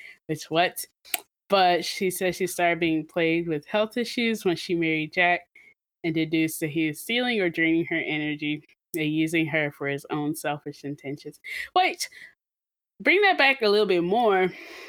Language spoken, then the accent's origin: English; Nigeria; am Nigerian